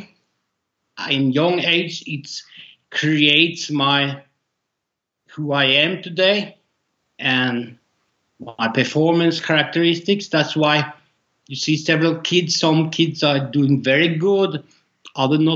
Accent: Norway; I'm from Norway

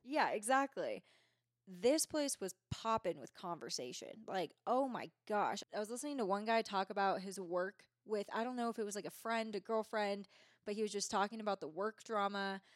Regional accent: Bay Area, California, United States; now in Truckee, United States; I am from the Bay Area.

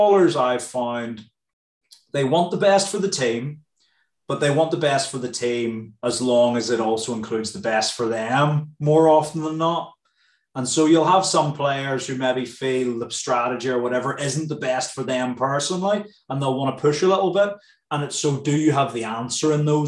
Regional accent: Northern Ireland, United Kingdom; moved away; I'm from Ireland

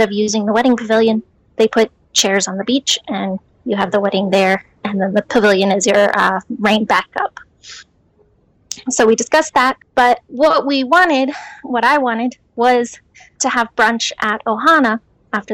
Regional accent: Branson, Missouri, United States; moved away as an adult; now in New York City, United States; I am from Branson, Missouri, but we were living, or are living, in New York City

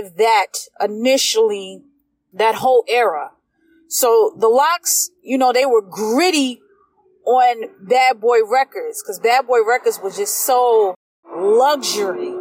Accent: East Coast, United States; I'm a product from the East Coast, so I'm a product of lyrics and storytelling

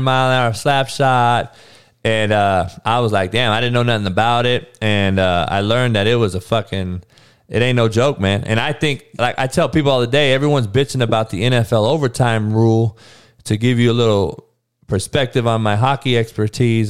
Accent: West Coast, United States; growing up on the West Coast

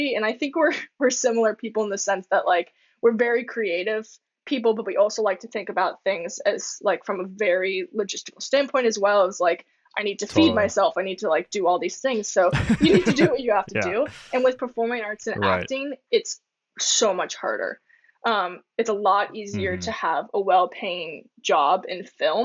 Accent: Florida, United States; when I was growing up in Florida, I was a theater kid big time.

